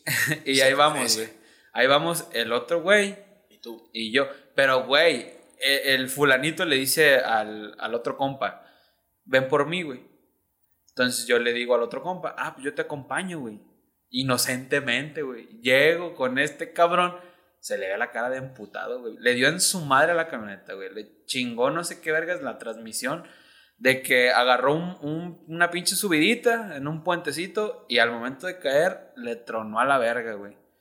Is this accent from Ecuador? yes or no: no; Ocotlán, Jalisco, Mexico; yo que soy de Ocotlán